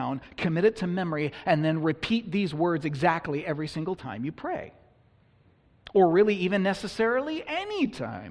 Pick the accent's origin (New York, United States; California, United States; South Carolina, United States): California, United States; the church I grew up in California